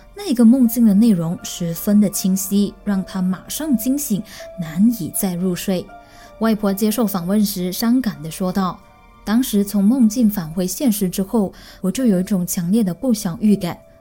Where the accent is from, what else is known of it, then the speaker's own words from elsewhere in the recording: Malaysia; 我们大麻人说的巴萨马浪